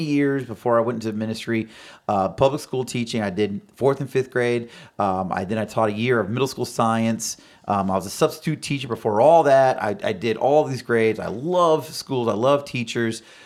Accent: Florida, United States; born and raised here in Florida. Lived here almost my entire life

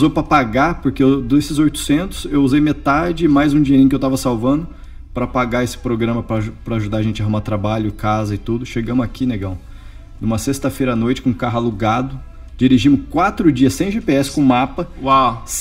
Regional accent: Bauru, São Paulo, Brazil; moved away as an adult; now in United States; Eu sou do interior de São Paulo, de Bauru.

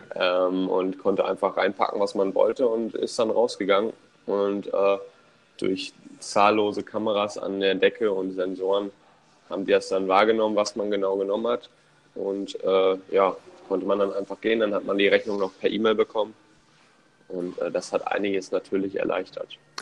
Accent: Germany; now in United States; bei uns in Deutschland

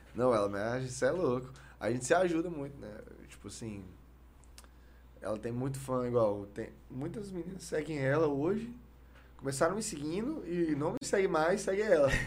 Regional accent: Palmeiras de Goiás, Goiás, Brazil; accent: Goiás; also born or lived in Goiânia; sou de Goiânia, nasci em Goiânia, mas aí eu mudei pra Palmeiras.

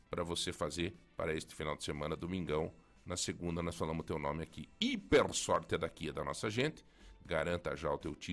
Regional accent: Paraná, Brazil; Eu disse, sim, são da onde? Eu disse, é nós somos do Paraná, mas vocês têm um sotaque

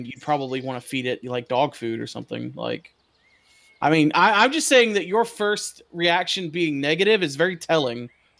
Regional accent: the South, United States; I'm from the South.

